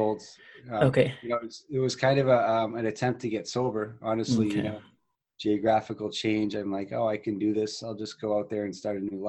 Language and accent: English; Boston, Massachusetts, United States; moved away as an adult; also born or lived in Belmont, Massachusetts; now in Arizona, United States; I was born and raised in Boston. I lived there for the first 34 years of my life